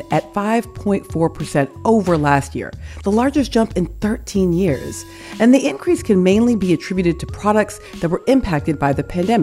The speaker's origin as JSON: {"language": "English", "region": "the American South", "country": "United States", "said": "I'm speaking as a Southerner"}